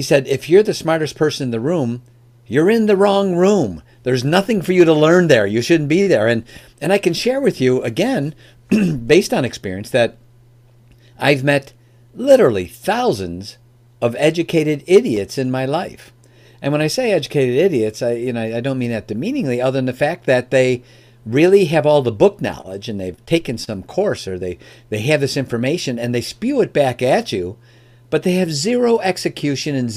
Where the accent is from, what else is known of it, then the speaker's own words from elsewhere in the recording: Oak Brook, Illinois, United States; moved away as an adult; now in Michigan, United States; I'm from the Chicagoland area, born and raised there. I live in Michigan now, but first 30 years of my life was in the Chicagoland area, and specifically in an area called Oak Brook